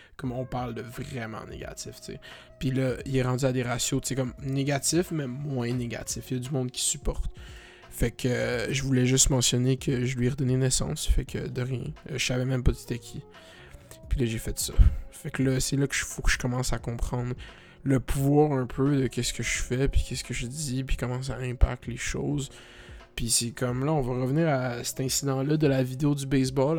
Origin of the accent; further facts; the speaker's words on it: Canada; je suis Canadien.